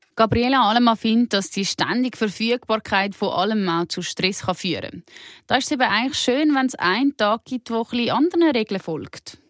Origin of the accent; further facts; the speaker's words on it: Switzerland; bei uns in der Schweiz